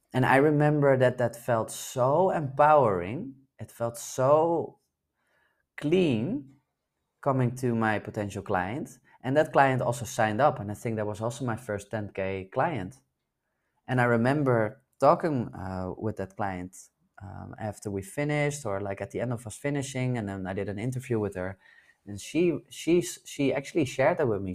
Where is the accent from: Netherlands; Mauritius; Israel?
Netherlands; moved away; spend some time in my home country in the Netherlands where I was born.